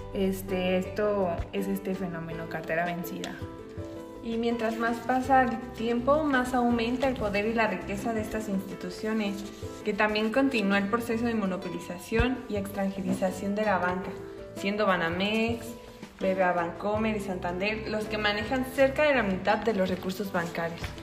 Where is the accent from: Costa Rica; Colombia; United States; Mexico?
Mexico; nosotros como mexicanos